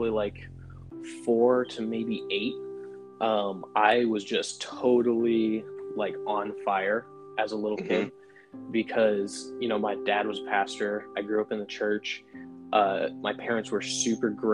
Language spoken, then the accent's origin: English; Waterbury, Connecticut, United States; I'm from Waterbury, Connecticut, and it's a kind of medium-sized city in Connecticut. I grew up with my dad as my pastor